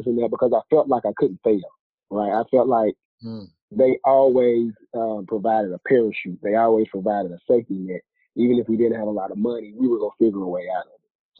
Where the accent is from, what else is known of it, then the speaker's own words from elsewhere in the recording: Jackson, Mississippi, United States; moved away as an adult; now in Atlanta, United States; Born and raised in Jackson, Mississippi. Moved out here to Atlanta